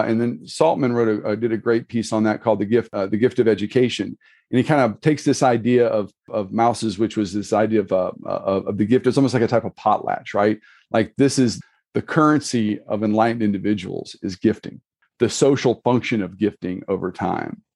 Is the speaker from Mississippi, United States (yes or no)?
yes; Mississippi, United States; I'm actually from Mississippi. My wife doesn't let me claim New Orleans, so, you know, I'm an hour, from an hour away.